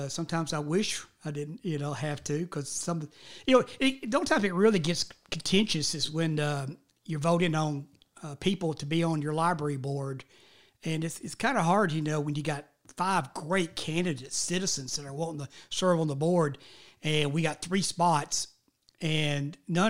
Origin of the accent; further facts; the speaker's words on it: Smyrna, Tennessee, United States; And that's the reason I grew up mostly in the Smyrna area